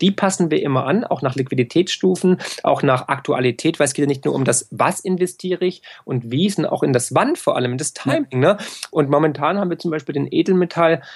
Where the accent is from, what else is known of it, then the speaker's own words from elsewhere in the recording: Swabia, Baden-Württemberg, Germany; für mich als Schwabe und als Ökonom